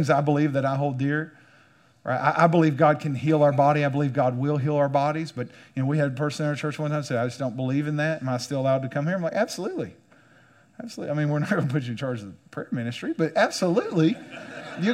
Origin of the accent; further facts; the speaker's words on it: United States; as an American